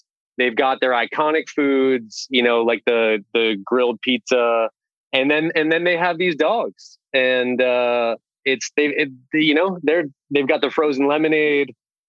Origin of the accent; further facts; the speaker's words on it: New England, United States; growing up in New England